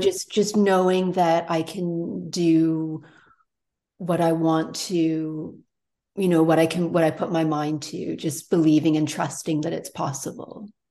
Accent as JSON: {"language": "English", "town": "Toronto", "region": "Ontario", "country": "Canada", "tie": "born or raised there", "moved": "yes", "lives_now": "Tofino, Canada", "said": "I grew up in Toronto big city"}